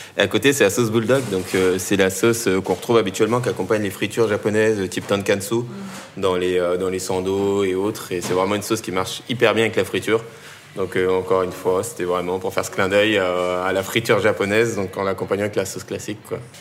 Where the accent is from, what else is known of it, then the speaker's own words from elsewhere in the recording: Tournan-en-Brie, Île-de-France, France; j'ai grandi euh, dans le 77, en seine dans une petite ville qui s'appelle